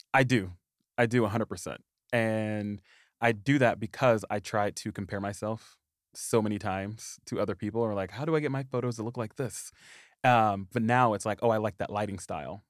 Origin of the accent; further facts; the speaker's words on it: Anderson, Indiana, United States; moved away as an adult; I grew up in the little bitty town of Anderson, Indiana